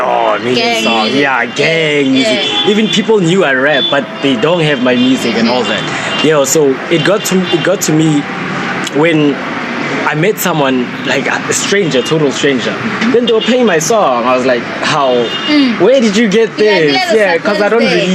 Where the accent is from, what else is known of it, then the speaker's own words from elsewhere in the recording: Pretoria, Gauteng, South Africa; now in Lynnwood Park, South Africa; I grew up on Mamelodi